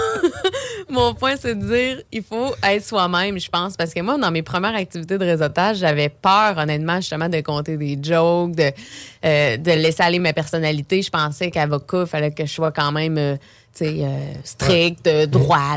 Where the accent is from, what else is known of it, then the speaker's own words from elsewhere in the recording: Beauce, Quebec, Canada; moved away as an adult; now in Quebec City, Canada; je viens de la Beauce